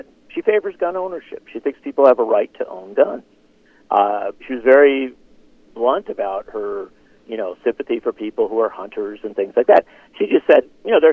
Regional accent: Racine, Wisconsin, United States; Having been born and raised in Wisconsin

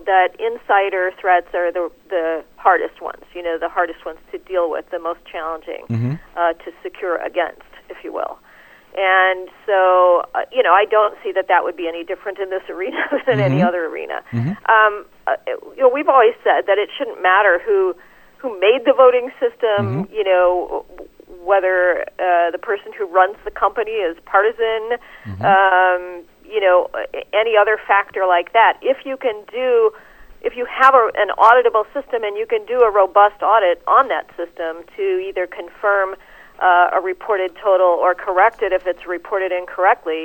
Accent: Chicago, Illinois, United States; I'm actually from Chicago

